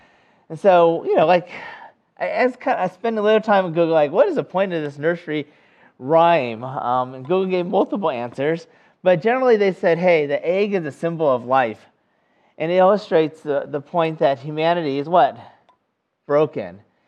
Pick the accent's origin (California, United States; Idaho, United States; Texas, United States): California, United States; now in North Carolina, United States; the closest thing I can imagine that would be similar to us here in North Carolina would be, you know, I come from California